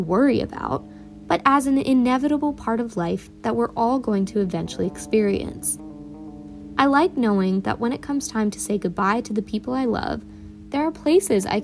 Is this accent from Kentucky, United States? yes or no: no; Northern Virginia, United States; I'm from Northern Virginia, but my parents immigrated from India before I was born.